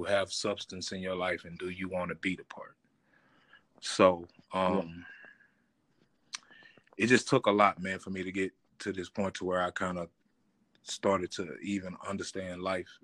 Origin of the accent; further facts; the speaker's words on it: Terrell, Texas, United States; We started in the South. Actually, I was born in Terrell, Texas.